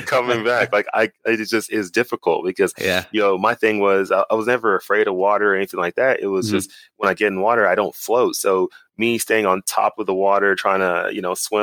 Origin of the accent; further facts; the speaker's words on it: Dallas, Texas, United States; moved away as an adult; originally I'm from Dallas, Texas. I grew up there pretty much my whole life